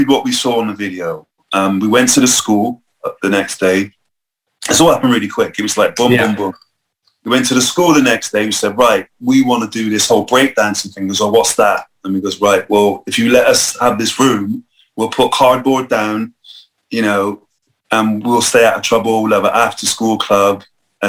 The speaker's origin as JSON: {"language": "English", "town": "Bristol", "region": "South West England", "country": "United Kingdom", "tie": "born or raised there", "said": "I grew up in Northwest, so there wasn't much sort of anything going on there in a way of culture"}